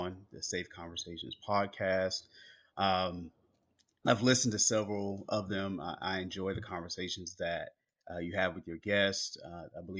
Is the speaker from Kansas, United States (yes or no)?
no; Houston, Texas, United States; also born or lived in Los Angeles, California; we grew up in Greens Point, which is the northwest part of Houston, Texas